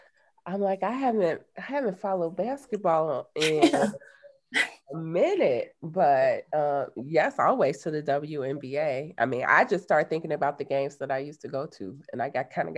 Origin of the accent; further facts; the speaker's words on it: Park Forest, Illinois, United States; also born or lived in Chicago Heights, Illinois; So I grew up in the south suburbs of Chicago. I was born in Chicago Heights. I grew up in Park Forest, Illinois. But I like to let folks know that my people migrated in the 40s from Kentucky to Chicago Heights.